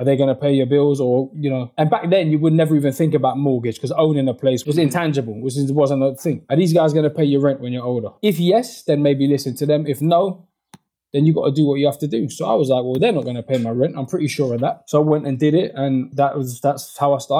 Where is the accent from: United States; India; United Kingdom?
United Kingdom; London; growing up where I grew up in West London